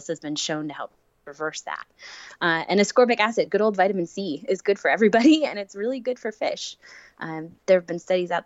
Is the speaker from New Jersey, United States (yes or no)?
yes; New Jersey, United States; I'm from New Jersey